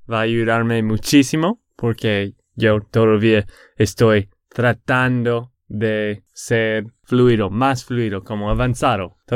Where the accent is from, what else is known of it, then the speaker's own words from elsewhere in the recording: Texas, United States; de Texas, Estados Unidos.